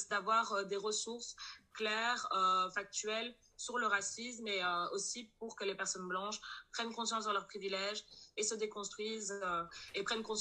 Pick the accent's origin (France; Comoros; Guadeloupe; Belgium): Belgium; Brussels, Brussels-Capital Region; euh, je suis bruxelloise, j'ai 27 ans